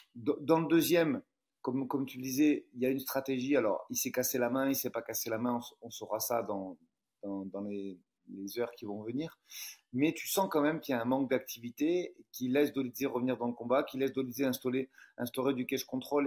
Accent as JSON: {"language": "French", "country": "France", "said": "je suis français"}